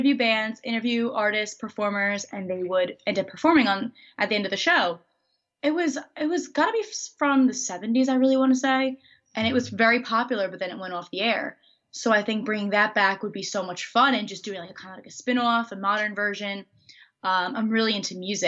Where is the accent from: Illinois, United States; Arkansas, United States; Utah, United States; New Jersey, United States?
New Jersey, United States; I am from Central Jersey